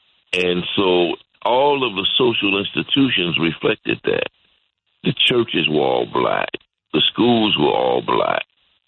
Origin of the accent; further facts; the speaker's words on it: Chicago, Illinois, United States; I grew up in Wood School in time of the Willis Wagon, where because they didn't want us to go to white schools and because we were locked in a black community